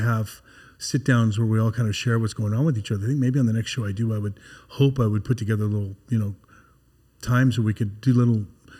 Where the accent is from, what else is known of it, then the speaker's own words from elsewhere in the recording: Canada; also born or lived in United States; rekindled those relationships because I'm Canadian and American.